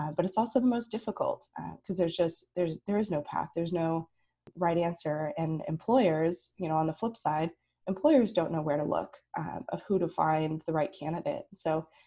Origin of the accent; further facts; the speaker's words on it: Pacific Northwest, United States; growing up in the Pacific Northwest